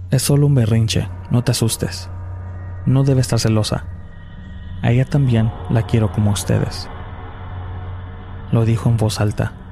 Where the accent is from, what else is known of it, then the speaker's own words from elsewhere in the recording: Tlaquepaque, Jalisco, Mexico; Soy de Tlaquepaque, Jalisco, México. Es considerado un pueblo cerca de la ciudad.